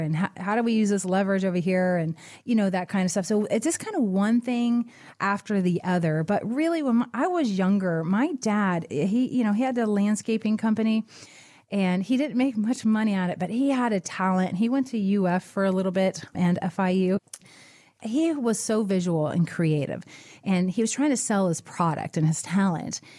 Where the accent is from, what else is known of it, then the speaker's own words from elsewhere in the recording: Florida Keys, United States; I'm from the Keys